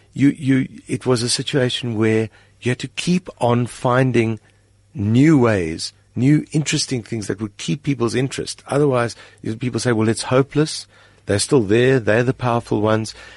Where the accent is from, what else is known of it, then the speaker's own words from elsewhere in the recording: South Africa; my primary identity is as a South African.